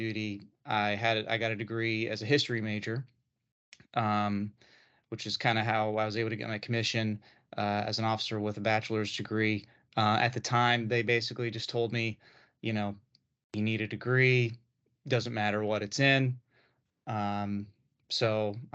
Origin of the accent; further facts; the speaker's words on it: Ohio, United States; moved away as an adult; now in Richmond, United States; I'm originally from Ohio. My family still lives there. That's where I was born and raised